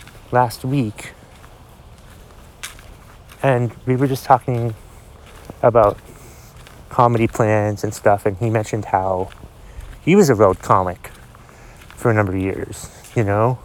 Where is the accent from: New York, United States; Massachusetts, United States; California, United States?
Massachusetts, United States; Boston; born there; I was born in Boston, but I've never had a Boston accent.